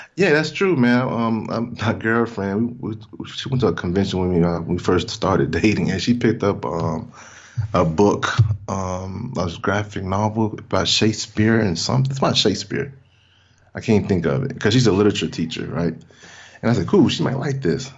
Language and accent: English; Mississippi, United States; moved away; I'm from Mississippi originally